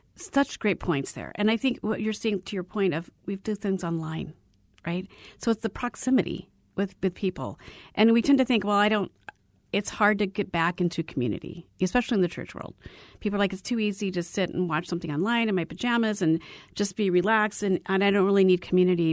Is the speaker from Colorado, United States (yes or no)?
no; Arizona, United States; I was born and raised in Arizona